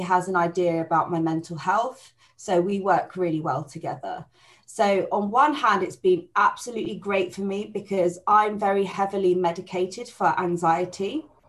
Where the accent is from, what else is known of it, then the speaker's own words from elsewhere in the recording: Buckinghamshire, South East England, United Kingdom; I'm from Buckinghamshire